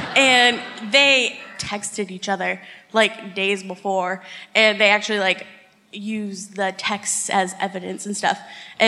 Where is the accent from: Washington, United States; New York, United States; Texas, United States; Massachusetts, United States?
Massachusetts, United States; New Bedford; New Bedford.